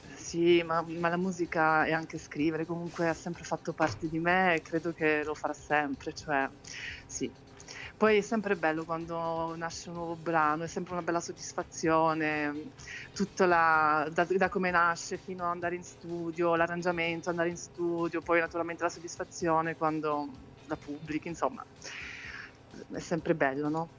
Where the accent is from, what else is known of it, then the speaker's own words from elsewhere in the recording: Switzerland; sono nata e cresciuta in Svizzera